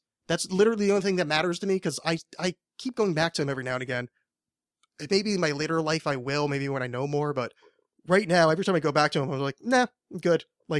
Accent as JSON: {"language": "English", "town": "New Orleans", "region": "Louisiana", "country": "United States", "said": "I'm from New Orleans."}